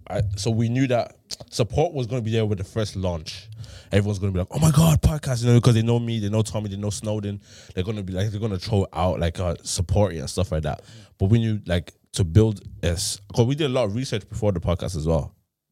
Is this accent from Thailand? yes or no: yes; Thailand; we grew up in Thailand and school and stuff like that.